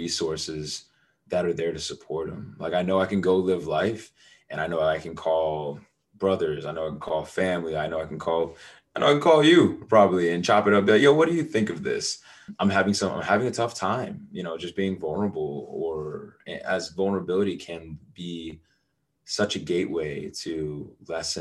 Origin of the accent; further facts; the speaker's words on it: United States; I was born in the United States